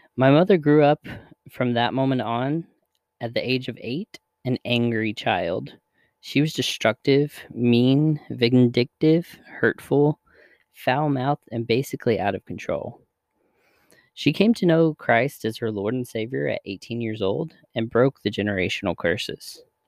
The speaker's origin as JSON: {"language": "English", "region": "the South", "country": "United States", "tie": "born or raised there", "said": "We grew up in the South"}